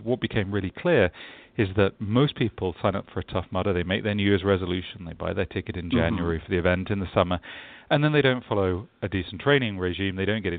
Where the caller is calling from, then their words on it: London, United Kingdom; I am in sunny London, England, where it's already the afternoon here.